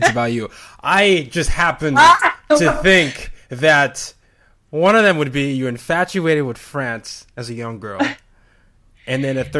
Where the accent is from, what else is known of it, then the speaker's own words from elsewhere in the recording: Nigeria; moved away; In Nigeria, we have something called Pidgin English